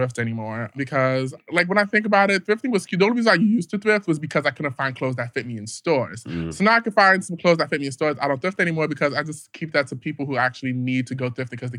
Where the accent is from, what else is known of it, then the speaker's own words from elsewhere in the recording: New York City, New York, United States; also born or lived in Bronx; I'm from the Bronx, so I'm from Queens, but you know, I reside in the Bronx.